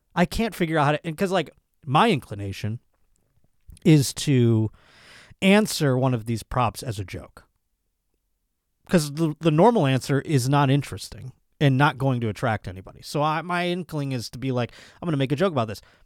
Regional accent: Buffalo, New York, United States; my hometown at my home club, Buffalo Helium Comedy Club

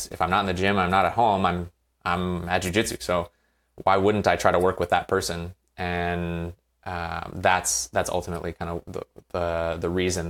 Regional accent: Virginia, United States; now in California, United States; I played growing up in Virginia on the East Coast. And when I was done playing, I moved out here to California

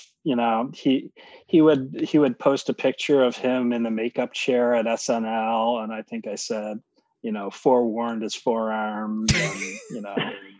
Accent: Minnesota, United States; I'm from the Twin Cities.

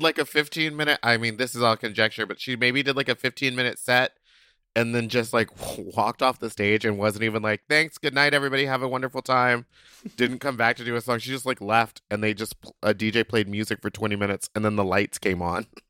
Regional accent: Texas, United States; I'm from the South. I'm from Texas

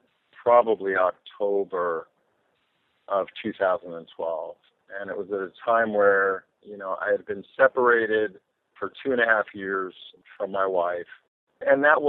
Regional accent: Eastern Long Island, New York, United States; I was born on Eastern Long Island. I grew up pretty much either playing a sport or at the beach. I grew up a beach kid

